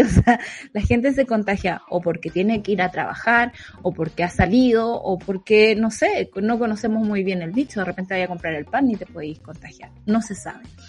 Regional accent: Santa Cruz, O'Higgins, Chile; mi pueblo

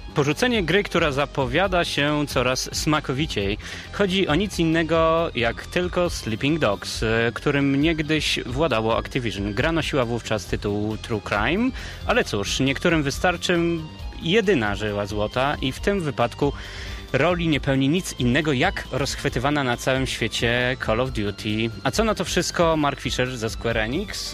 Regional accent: Rumia, Pomeranian Voivodeship, Poland; z Rumi, z Pomorza

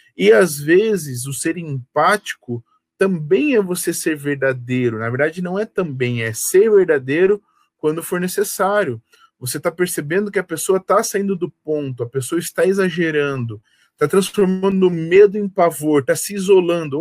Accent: Curitiba, Paraná, Brazil; Eu sou curitibano nascido e criado

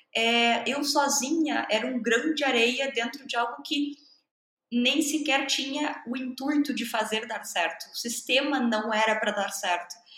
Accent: Brazil; first language Portuguese; Sou nativa de português, sou brasileira.

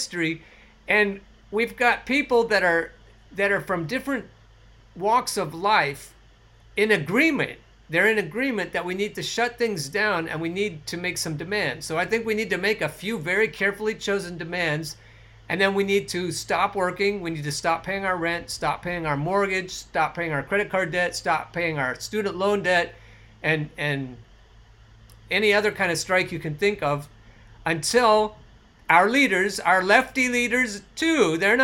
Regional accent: Oregon, United States; I grew up in the woods in Oregon. I grew up in the Pacific Northwest

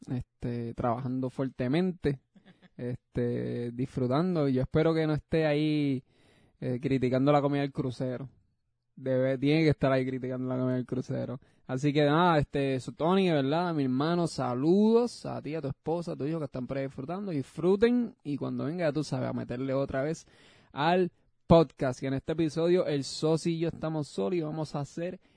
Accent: Puerto Rico; A nuestra isla en el corazón la llevamos y aunque me mude por ano sigo siendo boricua.

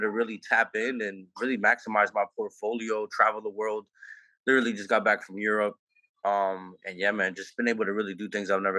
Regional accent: New Orleans, Louisiana, United States; I'm from New Orleans, Louisiana, born and raised.

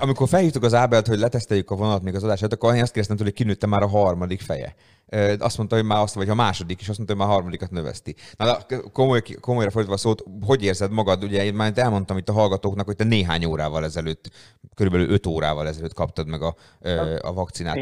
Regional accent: Hungary; magyar emberek vagyunk

